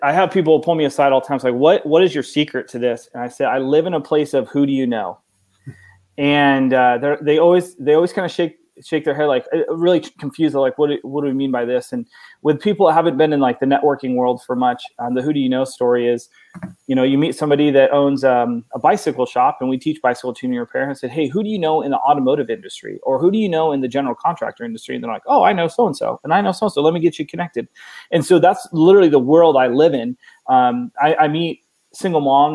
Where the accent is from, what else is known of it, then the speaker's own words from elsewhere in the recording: Oregon, United States; moved away as an adult; now in Texas, United States; I was born and raised in Oregon, 39 years.